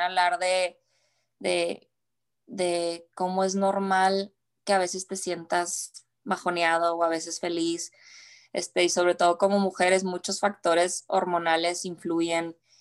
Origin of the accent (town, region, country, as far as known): Ciudad Juárez, Chihuahua, Mexico; born or raised there; now in United States